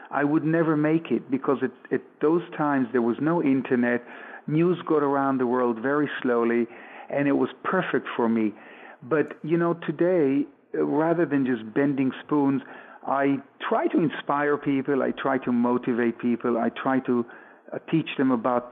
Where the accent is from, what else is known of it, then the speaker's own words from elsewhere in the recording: Tel Aviv, Tel Aviv District, Israel; also born or lived in New York / Sonning-on-Thames, Berkshire, England; now in Jaffa, Israel; I was born in Tel Aviv in Israel.